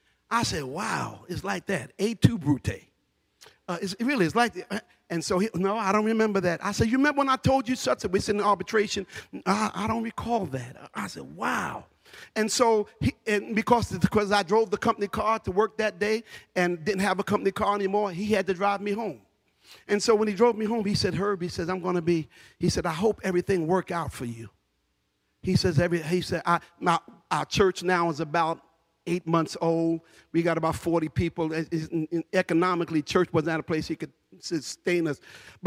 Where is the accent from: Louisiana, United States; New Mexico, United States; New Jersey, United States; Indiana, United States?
New Jersey, United States; Newark; just to let anybody know I'm from Newark. You fought.